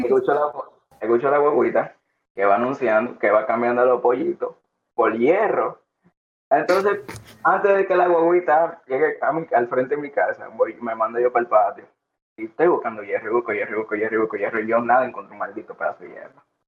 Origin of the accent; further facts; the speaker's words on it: Santo Domingo, Dominican Republic; nací en Santo Domingo, no en San Juan